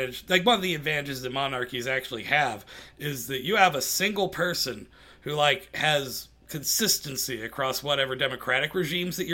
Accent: Arcadia, Indiana, United States; I grew up in Arcadia, which is right next to Cicero

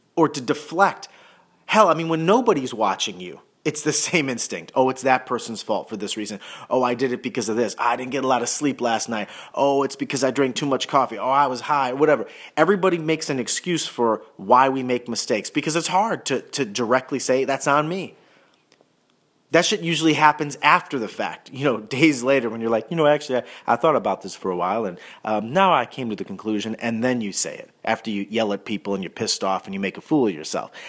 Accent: Cleveland, Ohio, United States; moved away as an adult; also born or lived in New York; I'm from Cleveland, went to New York, came back to Cleveland

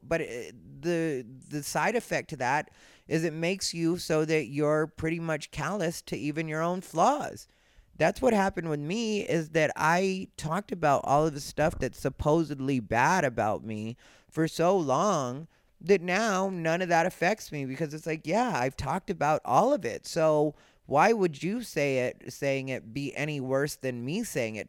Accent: Arizona, United States; I'm Mexican, I'm from Arizona, I've been that my entire life

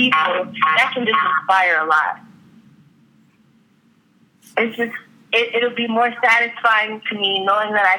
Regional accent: New York City, New York, United States; now in Orlando, United States; I was raised in Far Rockaway, Queens, New York

